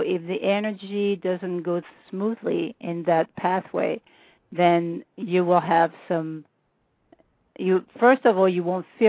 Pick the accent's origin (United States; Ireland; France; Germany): France; accent: French